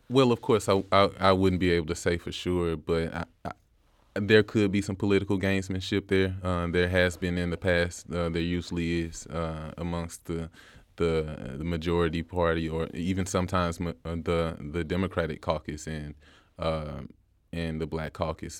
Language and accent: English; St. Louis, Missouri, United States; born and raised in Saint Louis, Missouri. Uh, I was raised in a small municipality in the Normandy area, Hillsdale.